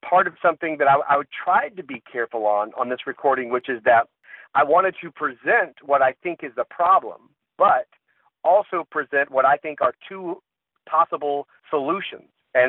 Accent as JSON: {"language": "English", "region": "the South", "country": "United States", "said": "I am from the South, and I have been around a whole bunch of people from the South who are conservative and some who are liberal."}